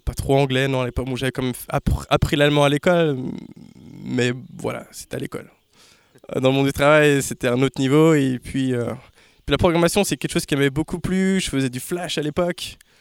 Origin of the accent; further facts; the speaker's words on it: Laval, Pays de la Loire, France; also born or lived in New York; now in Laval, France; je viens de Laval